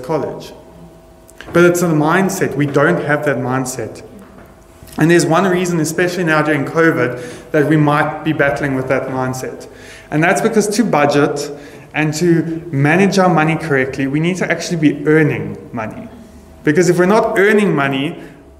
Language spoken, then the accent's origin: English; South Africa; we are South African